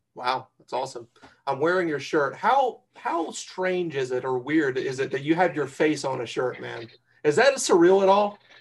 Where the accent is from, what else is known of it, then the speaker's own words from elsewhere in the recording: North Carolina, United States; moved away as an adult; I'm from North Carolina. I don't know if you can tell by the accent